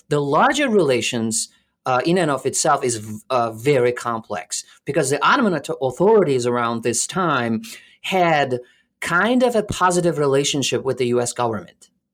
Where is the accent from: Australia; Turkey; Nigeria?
Turkey; Alanya, Antalya; also born or lived in Canada; now in Florida, United States; I was born in Alanya, which is a s, uh, a little, uh, touristy place in southern, uh, Turkey